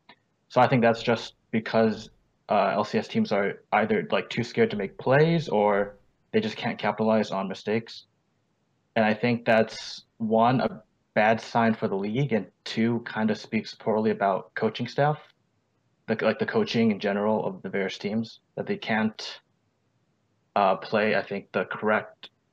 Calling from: New Orleans, Louisiana, United States; New Orleans.

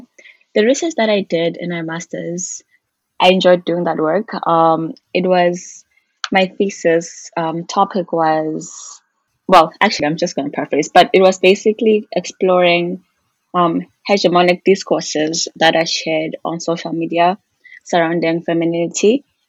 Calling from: Toronto, Ontario, Canada

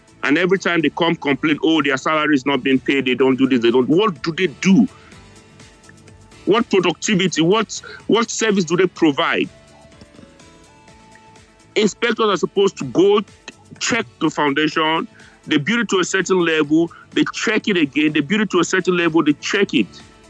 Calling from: New York, United States; I'm calling you guys from New York.

